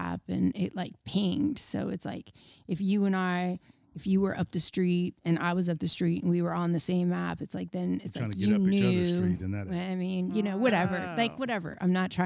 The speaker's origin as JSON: {"language": "English", "town": "Dallas", "region": "Texas", "country": "United States", "moved": "yes", "said": "I'm from Dallas"}